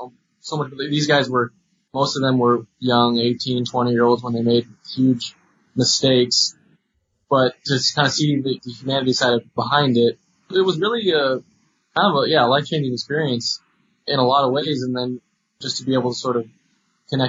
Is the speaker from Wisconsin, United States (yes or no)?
no; San Rafael, California, United States; I grew up in San Rafael, which is a 5-minute drive from where San Quentin Prison is